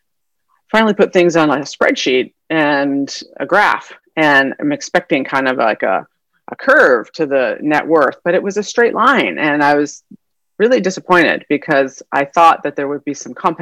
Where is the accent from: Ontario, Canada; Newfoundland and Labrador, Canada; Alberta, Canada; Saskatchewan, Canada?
Alberta, Canada; Calgary; moved away as an adult; also born or lived in northern British Columbia; now in San Diego, United States; So I'm from Canada originally. I'm born and raised there. And I did all my schooling up there in mostly Calgary, Alberta, but also at some northern British Columbia for my younger childhood, and then high school, undergrad, and medical school up in Calgary.